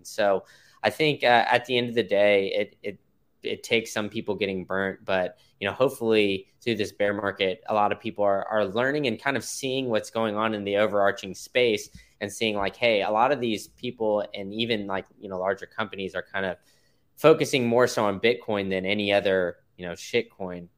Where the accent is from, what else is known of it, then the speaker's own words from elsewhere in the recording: Austin, Texas, United States; I grew up in Austin